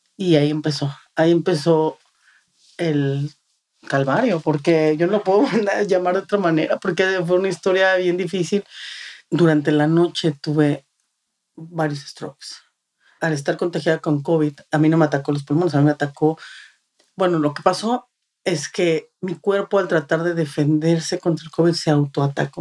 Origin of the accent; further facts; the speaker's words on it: Mexico City, Mexico; moved away as an adult; now in Texas, United States; Nosotros ah, llegamos aquí hace ocho años, somos de la Ciudad de México